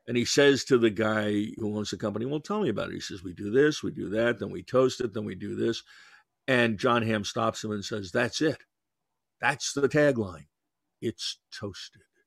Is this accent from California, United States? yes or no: no; New York, United States; I'm Jewish and from New York